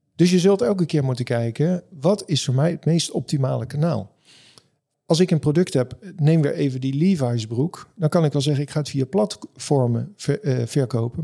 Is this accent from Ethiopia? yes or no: no; Amstelveen, North Holland, Netherlands; Ik kom zelf uit Amstelveen